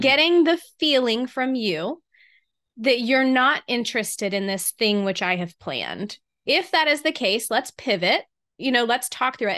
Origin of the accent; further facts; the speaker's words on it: the South, United States; here in the South, we seem